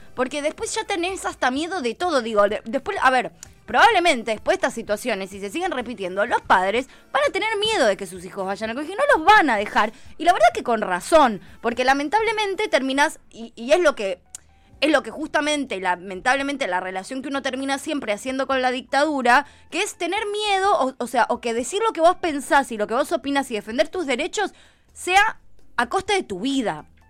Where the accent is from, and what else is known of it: Argentina